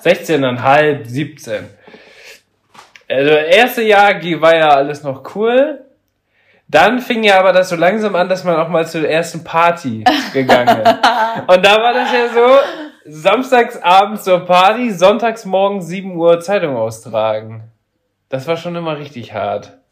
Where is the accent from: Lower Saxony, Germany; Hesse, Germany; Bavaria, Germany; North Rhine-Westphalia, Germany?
Lower Saxony, Germany; Papenburg; ich komme mal ursprünglich aus Papenburg. Und da war das so, dass wir da auch in so einer Siedlung gewohnt haben